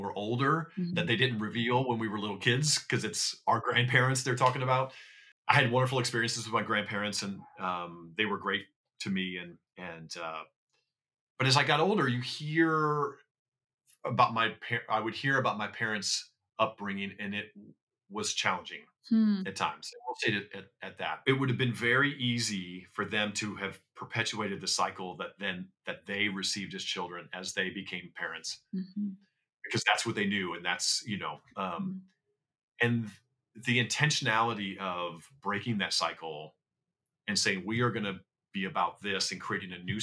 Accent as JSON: {"language": "English", "region": "Iowa", "country": "United States", "tie": "born or raised there", "moved": "as an adult", "lives_now": "Los Angeles, United States", "said": "I grew up in Iowa"}